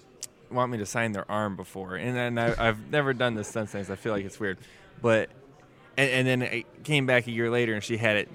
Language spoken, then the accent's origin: English; United States; being an American.